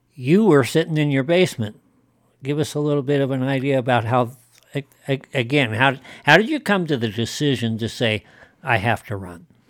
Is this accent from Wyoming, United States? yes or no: yes; Wyoming, United States; I grew up in Wyoming